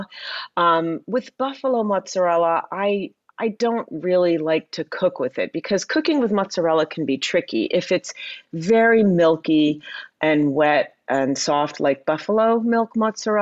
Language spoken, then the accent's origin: English; Princeton, New Jersey, United States; I grew up outside of Princeton, New Jersey.